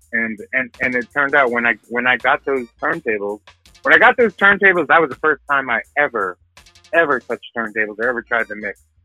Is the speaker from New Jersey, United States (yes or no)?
yes; northern New Jersey, United States; also born or lived in Dallas, Texas / Ireland (ancestry); I was born in Dallas, Texas. My my family hails from my you know my ancestors hail from uh, from Ireland, so I'm Irish, mm. Irish American. Mm. Um, I, but I I grew up from four years old in northern New Jersey